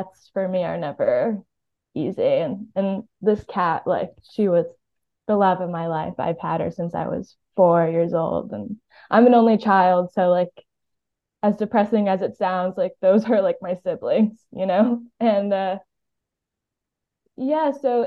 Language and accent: English; Miami, Florida, United States; now in New York, United States; I'm from Miami.